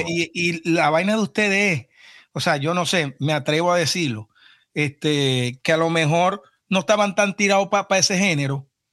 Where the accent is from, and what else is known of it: Venezuela; moved away